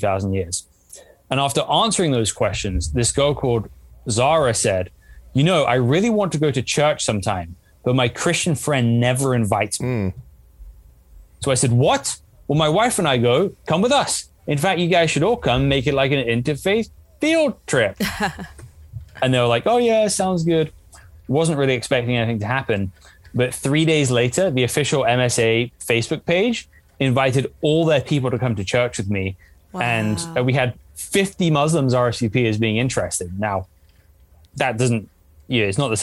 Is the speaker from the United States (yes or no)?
no; England, United Kingdom; I grew up in England, which is a very secular country for the most part.